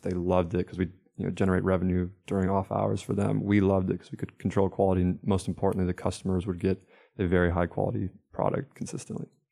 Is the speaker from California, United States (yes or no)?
no; Minnesota, United States; moved away as an adult; now in North Carolina, United States; I'm from Minnesota originally, uh, ended up down in North Carolina by way of Wake.